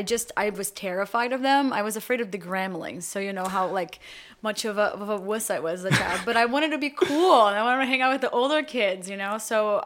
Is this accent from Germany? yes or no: no; Brazil; now in United States; we growing up in Brazil before the internet, everything came to us about 10 years later.